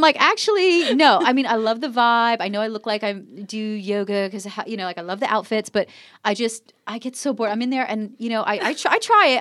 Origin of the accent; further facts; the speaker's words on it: New Jersey, United States; moved away; I was growing up in New Jersey